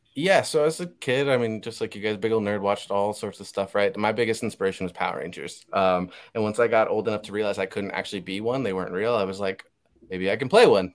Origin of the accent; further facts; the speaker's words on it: Puerto Rico; I have family members who couldn't even watch Moana because we're from Puerto Rico